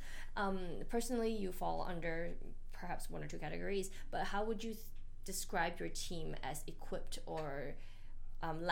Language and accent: English; Malaysia; I'm from Malaysia